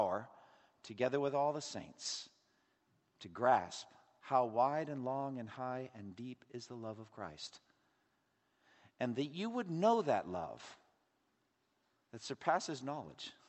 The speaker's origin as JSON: {"language": "English", "region": "Massachusetts", "country": "United States", "tie": "born or raised there", "said": "my home state of Massachusetts"}